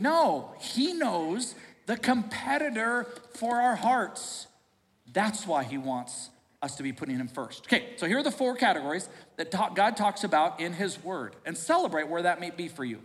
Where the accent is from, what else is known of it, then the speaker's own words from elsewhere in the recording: United States; we are a smart American society